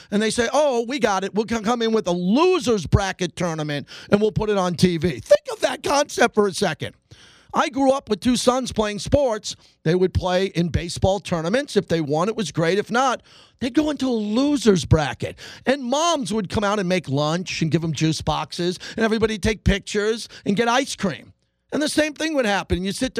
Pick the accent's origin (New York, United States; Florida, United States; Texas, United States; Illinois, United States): New York, United States; now in Las Vegas, United States; I was back in New York in my hometown where I grew up.